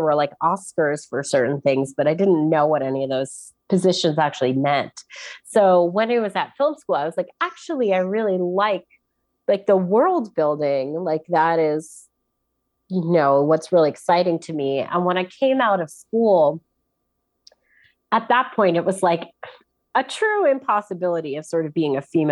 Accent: New York, United States; I'm from New York.

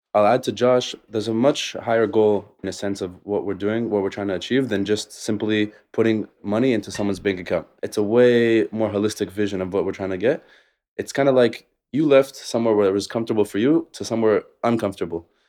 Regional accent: Las Vegas, Nevada, United States; moved away as an adult; also born or lived in Israel; now in Tel Aviv, Israel; I grew up in, uh, Vegas to Israeli parents

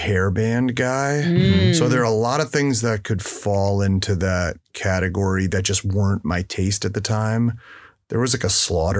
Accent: New York, United States; now in Sausalito, United States; growing up in New York

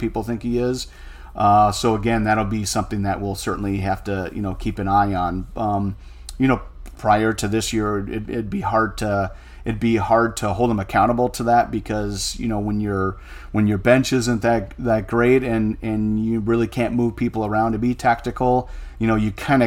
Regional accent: United States; as an American

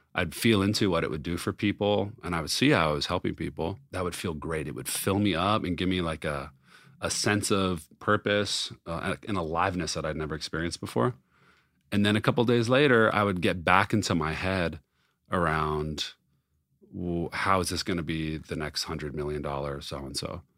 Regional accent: Los Angeles, California, United States; growing up in Los Angeles

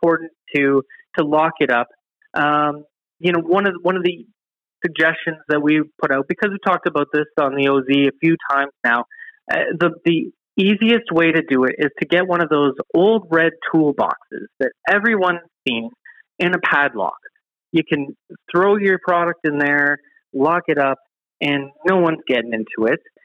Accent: Ontario, Canada; moved away; I'm from Ontario

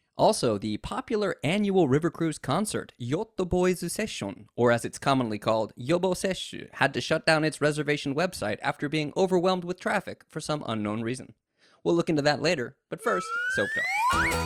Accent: United States; now in Japan; an American living in Japan

